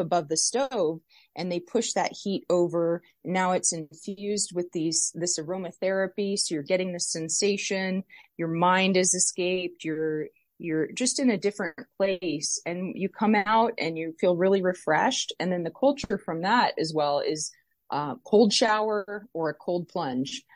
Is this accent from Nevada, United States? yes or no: yes; Las Vegas, Nevada, United States; I was born and raised here in Las Vegas